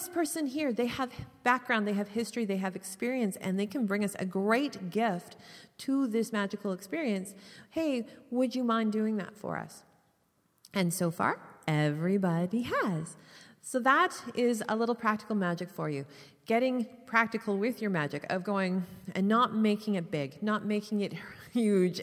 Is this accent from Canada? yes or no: yes; Canada; being Canadian